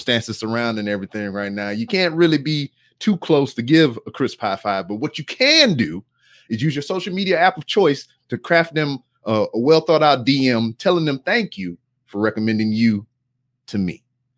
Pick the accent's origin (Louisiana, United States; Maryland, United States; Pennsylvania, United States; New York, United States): Louisiana, United States; now in Texas, United States; because I'm a Southern guy. I'm from Louisiana.